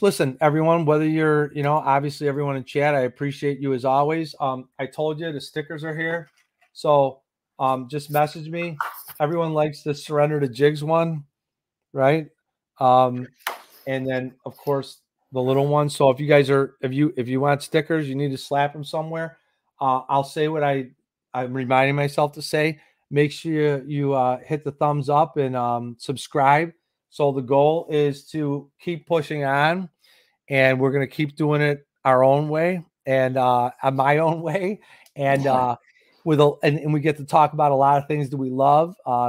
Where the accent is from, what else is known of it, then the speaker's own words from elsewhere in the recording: Illinois, United States; He does a lot of stuff with the youth bass fishing in Illinois, which is my home state.